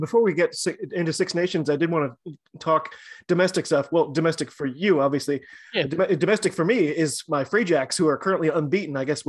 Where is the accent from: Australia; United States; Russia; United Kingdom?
United States; I'm an American rugby fan